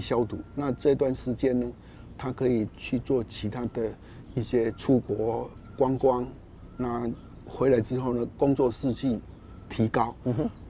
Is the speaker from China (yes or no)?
no; Taiwan; 我们台湾的气候动不动呢，尤其夏天都处于高温